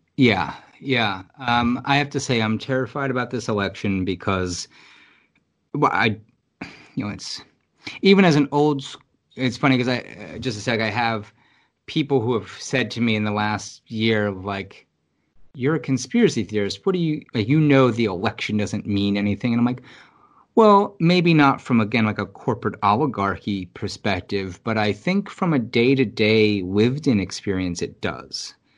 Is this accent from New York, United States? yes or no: yes; New York City, New York, United States; being a New Yorker